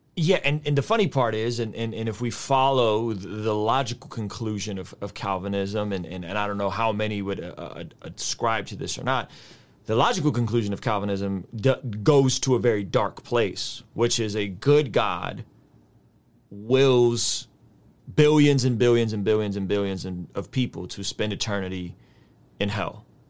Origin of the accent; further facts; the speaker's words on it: San Diego, California, United States; also born or lived in Azerbaijan; I grew up in San Diego